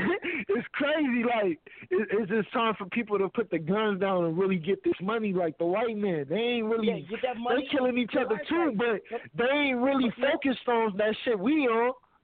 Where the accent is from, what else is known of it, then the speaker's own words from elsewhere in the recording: Los Angeles, California, United States; Oh, man, I'm from Los Angeles, California. You feel me? Born and raised. Went to Crenshaw High School, Manual Arts High School, Washington Prep High School.